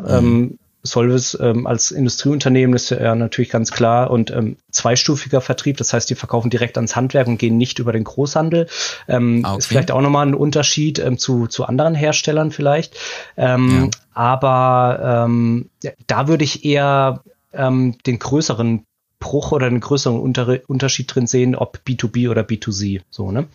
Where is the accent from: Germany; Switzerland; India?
Germany; Mosbach, Baden-Württemberg; also born or lived in Hamburg; now in Ilsede, Germany; in Baden-Württemberg, mhm. in meiner Heimatstadt, wo ich auch geboren bin, in Mosbach.